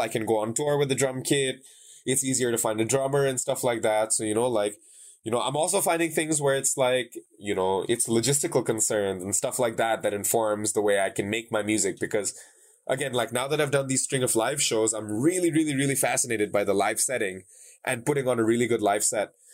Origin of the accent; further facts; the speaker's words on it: Dhaka, Dhaka Division, Bangladesh; in Dhaka in my hometown